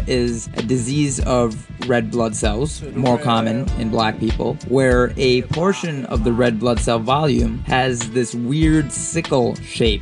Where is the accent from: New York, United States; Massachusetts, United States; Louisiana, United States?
New York, United States; Queens and Long Island; I was a huge Mobb Deep fan growing up in Queens and Long Island